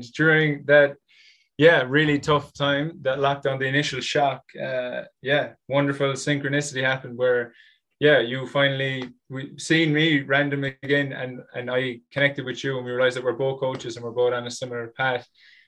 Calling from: Limerick, Munster, Ireland; Yes. So right now, everybody, I'm coming from Limerick in Ireland, and I'm checking in saying hello.

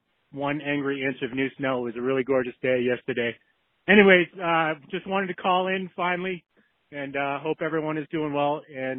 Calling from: New Hampshire, United States; it's … and … calling from the 603 area code, New Hampshire for damn sure

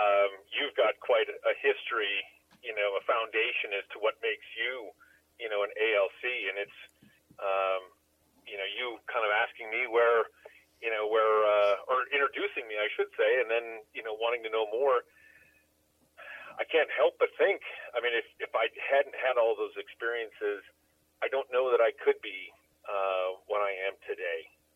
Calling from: Casper, Wyoming, United States; also born or lived in Minnesota; I'm calling out of central Wyoming, a little town called Casper.

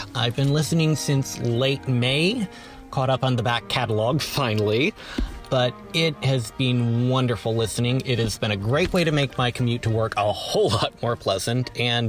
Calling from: Sheboygan, Wisconsin, United States; Hey, Mike and Dave … I am from Sheboygan, Wisconsin

